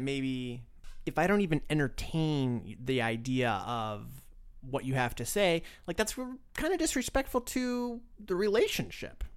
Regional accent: Florida, United States; moved away; I grew up in Florida

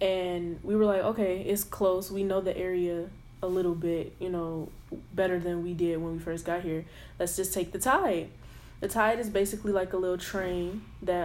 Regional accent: Detroit, Michigan, United States; moved away as an adult; now in Norfolk, United States; I'm from Detroit

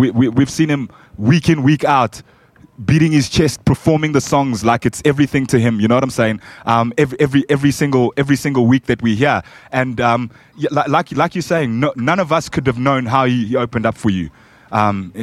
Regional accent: Zambia; now in Soweto, South Africa; I'm actually from Zambia and I stay in South Africa. I stay in South Africa now

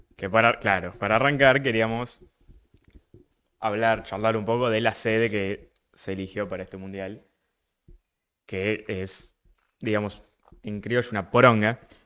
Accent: Argentina; siendo argentino

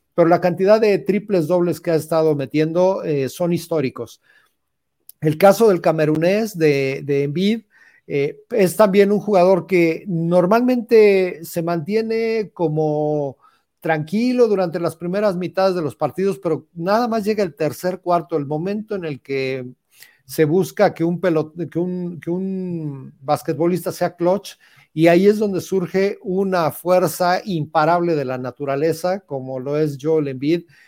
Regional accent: Mexico; como mexicanos

